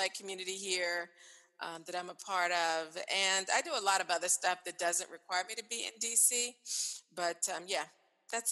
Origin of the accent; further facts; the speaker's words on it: the islands of South Carolina, United States; accent: Southern; yep, the islands of South Carolina